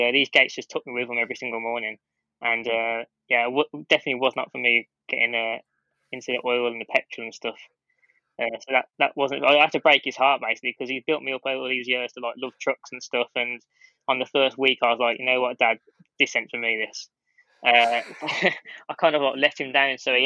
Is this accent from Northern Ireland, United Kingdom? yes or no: no; Bromsgrove, West Midlands, United Kingdom; my hometown of Bromsgrove